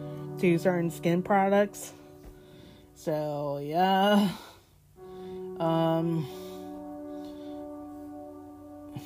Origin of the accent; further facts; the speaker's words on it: Florida, United States; also born or lived in Boston, Massachusetts; live in Florida since I was 2 years old